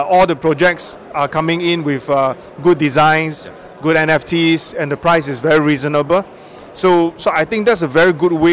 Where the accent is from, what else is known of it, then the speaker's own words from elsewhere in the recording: Singapore; from Singapore.